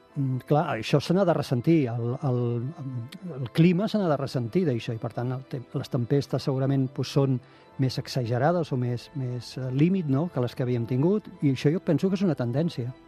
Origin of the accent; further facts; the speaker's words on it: Tarragona, Catalonia, Spain; jo sóc de Tarragona, nascut a Tarragona